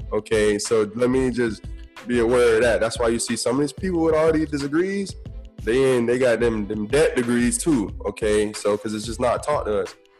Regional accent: Tampa, Florida, United States; I'm from Tampa, so we got the Hard Rock Hotel and Casino there

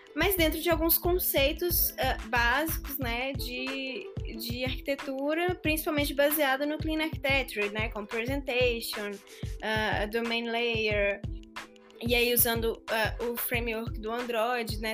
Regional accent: Belo Horizonte, Minas Gerais, Brazil; Belo Horizontina

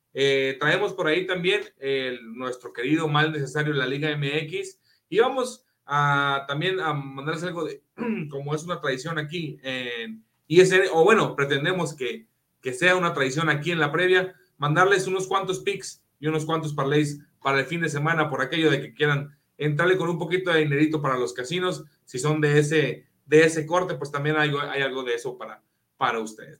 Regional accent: Hermosillo, Sonora, Mexico; yo soy de Hermosillo

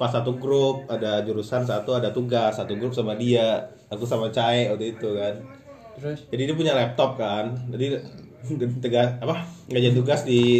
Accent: Majalengka, West Java, Indonesia; dia tahu kan aku orang Majalengka dia orang kuningan gitu

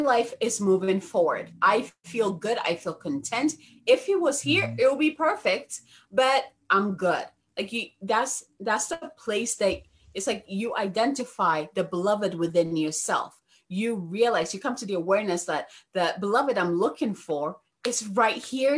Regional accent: Ghana; now in United States; I was born and raised in Ghana

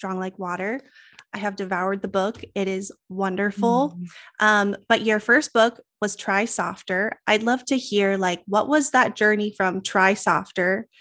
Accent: Colorado, United States; now in Spokane, United States; I'm also a Colorado girl. I was born and raised in Colorado. I live in Spokane, Washington now.

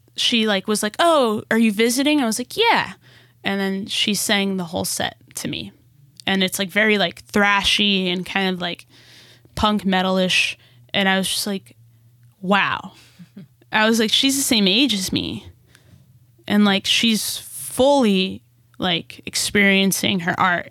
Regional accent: Newark, New Jersey, United States; also born or lived in Brazil; now in Los Angeles, United States; move us back to New Jersey, back to Newark, New Jersey

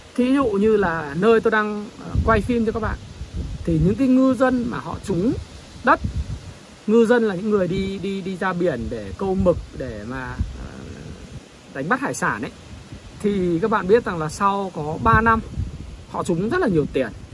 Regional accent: Northern Vietnam, Vietnam; accent: Northern (giọng Bắc); khi mà tôi nói chuyện thì giọng tôi giọng Bắc

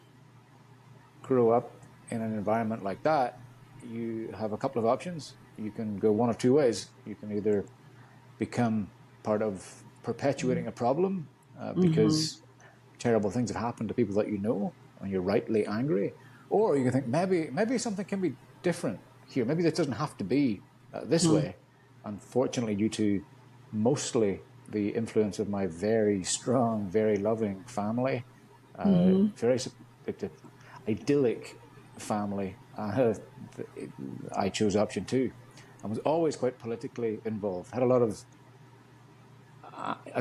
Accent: Northern Ireland, United Kingdom; moved away as an adult; growing up in Northern Ireland

